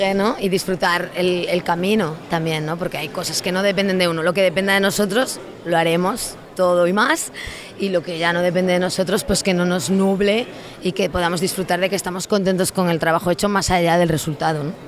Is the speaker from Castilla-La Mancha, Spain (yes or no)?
no; a zone of Lugo, Galicia, Spain; yo soy gallega